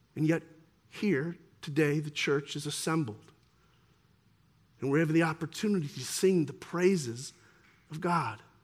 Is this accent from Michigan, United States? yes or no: yes; near Detroit, Michigan, United States; I grew up here near Detroit